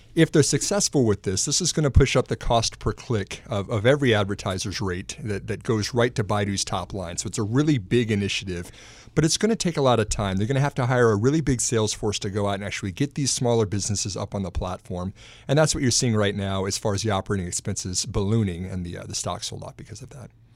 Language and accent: English; Texas, United States; moved away; back in my home state of Texas